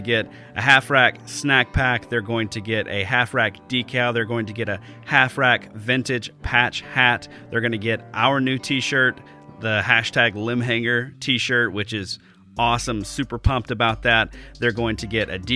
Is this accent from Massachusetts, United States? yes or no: no; Alabama, United States; moved away as an adult; now in Wisconsin, United States; I've only been here for 2 years. I'm from Alabama originally